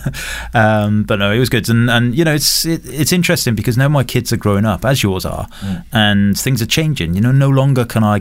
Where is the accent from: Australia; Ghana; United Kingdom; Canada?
United Kingdom; Wales; I'm from Wales